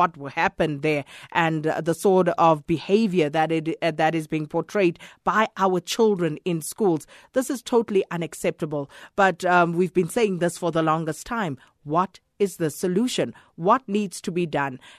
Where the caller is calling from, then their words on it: South Africa; I'm calling from Paduguza.